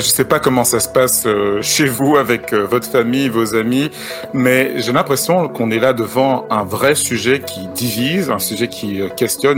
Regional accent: Cameroon; now in Belgium; on est même de la même région, Au, Cameroun

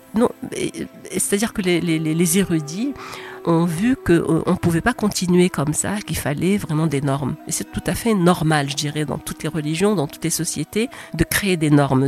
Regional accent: Rabat, Rabat-Salé-Kénitra, Morocco; je suis née à Rabat

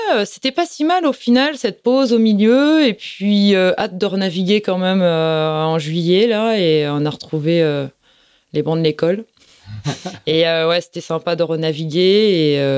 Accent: Plougastel-Daoulas, Brittany, France; je suis de Plougastel. J'ai passé toute ma vie à Plougastel.

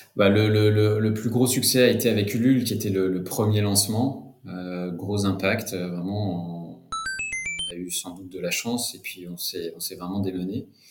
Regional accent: Cognac, Nouvelle-Aquitaine, France; moved away as an adult; also born or lived in London; je suis originaire de Cognac, en fait, d'une famille de, viticulteurs et distillateurs. Euh, donc j'ai grandi, j'ai grandi là-bas

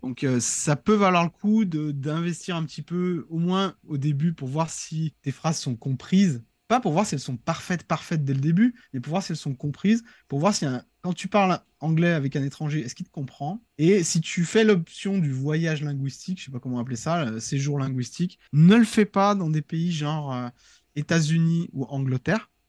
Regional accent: France; en tant que Français

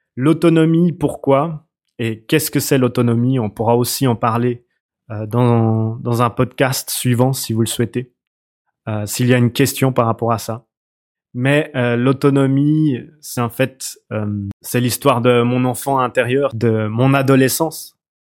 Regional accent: Switzerland; je viens de, Suisse. Euh, ça s'entend peut-être d'ailleurs à mon accent

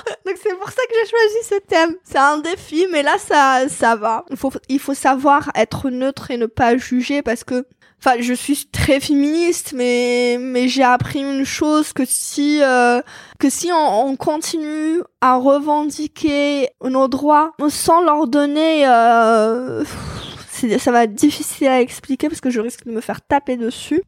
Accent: Algeria; moved away; je suis algérienne

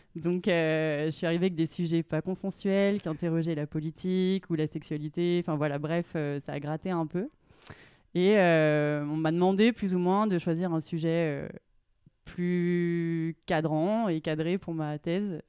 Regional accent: Clermont-Ferrand, Auvergne-Rhône-Alpes, France; moved away as an adult; also born or lived in Grenoble; now in Annecy, France; je viens de Clermont-Ferrand, euh, en Auvergne

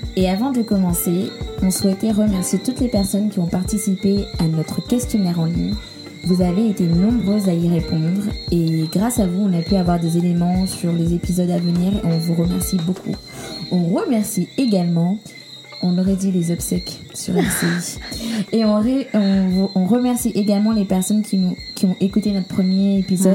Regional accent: Guadeloupe; chez nous, en Guadeloupe

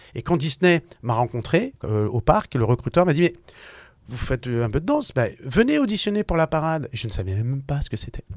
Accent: Issy-les-Moulineaux, Île-de-France, France; j'ai grandi à Issy-le-Moulineau, donc dans le 92. voilà, tout simplement euh, en France

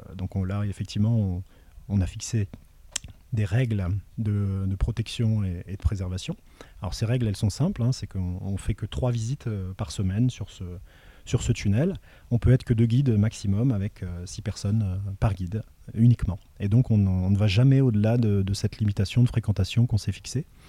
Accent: Le Tampon, Réunion; also born or lived in Metropolitan France; j'ai grandi à la plaine des Cafres, au, niveau du, du Piton-Hyacinthe

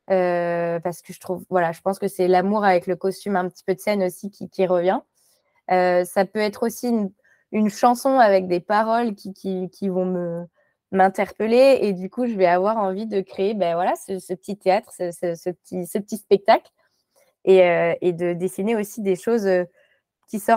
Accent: Morocco; born there; c'est que je suis née au Maroc mais de parents, euh, pas de parents marocains, de parents français.

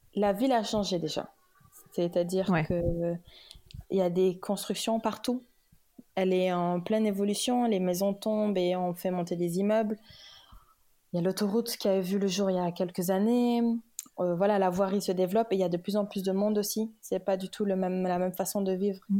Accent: Dakar, Senegal; also born or lived in Kaolack, Senegal / Paris, France; Je suis née, j'ai grandi au Sénégal. Mhm. Euh, j'étais à Kaolac, donc euh, dans, le, dans la région de. J'étais à Kaolack jusqu'à jusqu'à ce que j'ai 10 ans. Ensuite, je suis allée à Dakar jusqu'au bac

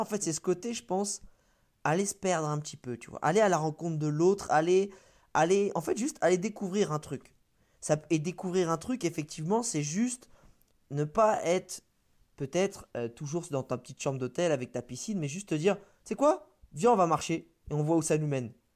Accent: France; on est français

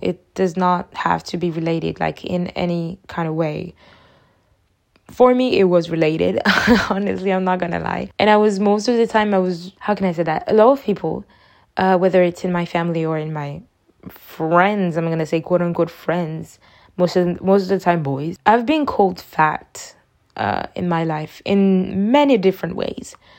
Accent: Côte d’Ivoire; I'm from Ivory Coast.

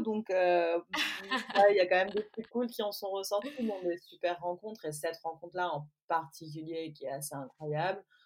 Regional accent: Provence-Alpes-Côte d'Azur, France; moved away as an adult; also born or lived in England; now in Belle-Île-en-Mer, France; Je suis née dans les Alpes-Maritimes et je vis aujourd'hui à Belle-Île-en-Mer

